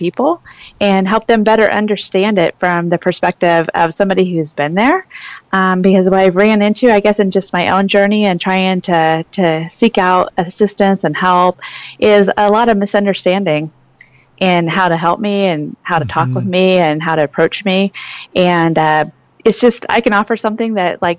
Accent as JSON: {"language": "English", "region": "Illinois", "country": "United States", "moved": "as an adult", "lives_now": "Phoenix, United States", "said": "I'm originally from Illinois, so the Midwest."}